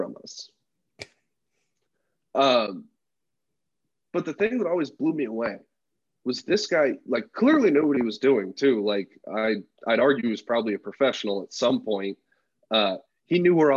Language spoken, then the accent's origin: English; Bay Area, California, United States; moved away as an adult; also born or lived in Montana; now in California, United States; I was born and raised in the Bay Area